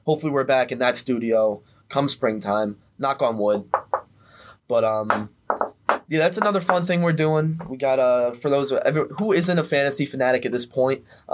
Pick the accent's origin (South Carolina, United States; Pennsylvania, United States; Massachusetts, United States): Pennsylvania, United States; Philadelphia; we're both from Philly.